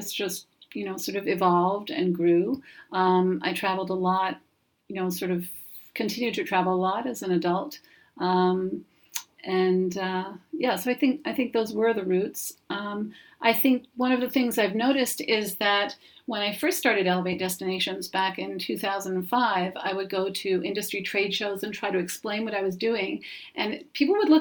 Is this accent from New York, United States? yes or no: yes; New York City, New York, United States; what I saw at home growing up in New York City